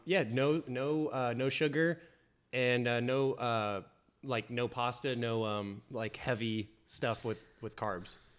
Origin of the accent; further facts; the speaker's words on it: Indiana, United States; also born or lived in Kentucky / Denver, Colorado; now in Florida, United States; come from Indiana, went to school in Kentucky.